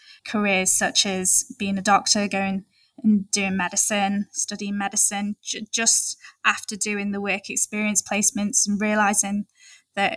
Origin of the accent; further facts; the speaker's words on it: Maldives; now in United Kingdom; I was born in the Maldives